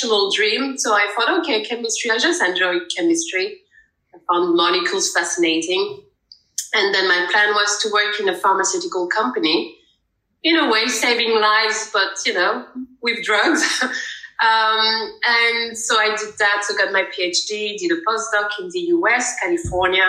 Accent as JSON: {"language": "English", "town": "Paris", "region": "Île-de-France", "country": "France", "moved": "as an adult", "lives_now": "The Hague, Netherlands", "said": "originally, I'm from Paris, France"}